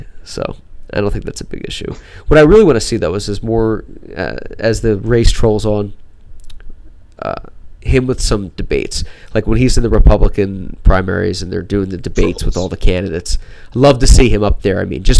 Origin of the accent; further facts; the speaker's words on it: Wilkes-Barre, Pennsylvania, United States; I grew up in Wilkes-Barre.